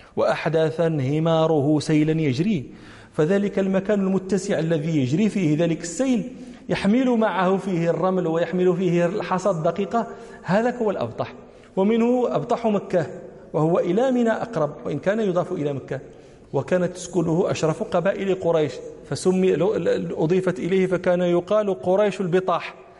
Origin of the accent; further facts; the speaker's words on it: Morocco; ونحن المغاربة